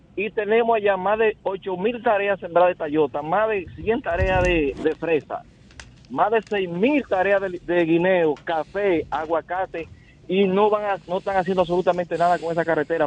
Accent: Padre Las Casas, Azua, Dominican Republic; yo soy de Padre la Casa

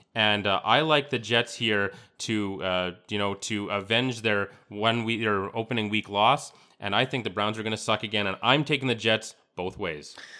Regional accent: Yorkton, Saskatchewan, Canada; I'm from Yorkton, Saskatchewan.

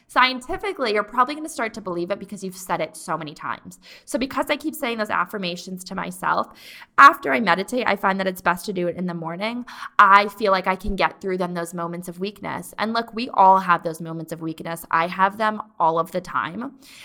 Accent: East Coast, United States; moved away; I'm from the East Coast

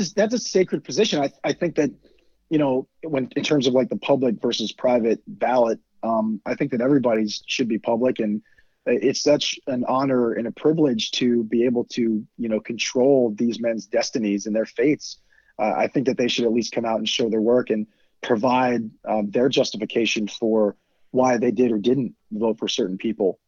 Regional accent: Virginia, United States; I'm from Virginia

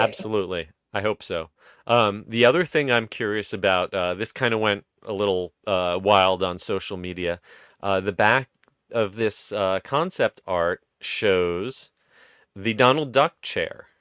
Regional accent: New Jersey, United States; I grew up in Jersey

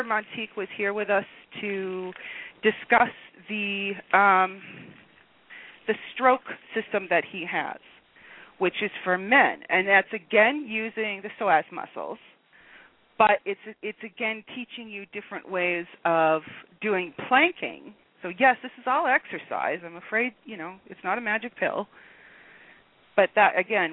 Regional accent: United States; now in Canada; I'm an American.

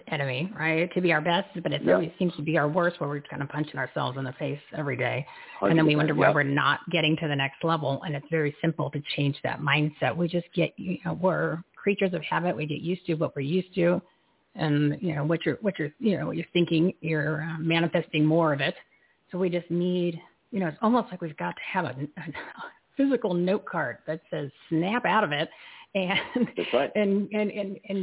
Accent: New Jersey, United States; I'm from New Jersey

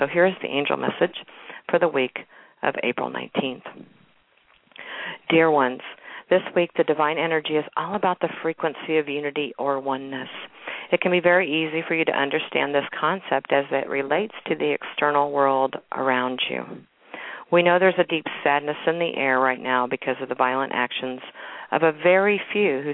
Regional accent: Kansas City, Missouri, United States; my hometown, Kansas City, Missouri

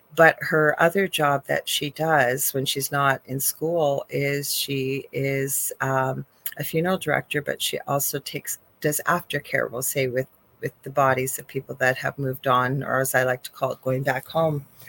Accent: Canada; I am a Canadian spiritual psychic medium

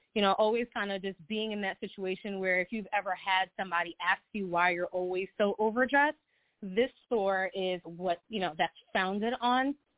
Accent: Long Island, New York, United States; I'm from Long Island

